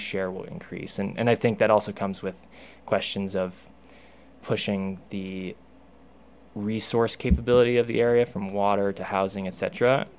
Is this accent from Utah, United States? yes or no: yes; Salt Lake City, Utah, United States; now in Moab, United States; I am a native Utahn in that I grew up in Salt Lake City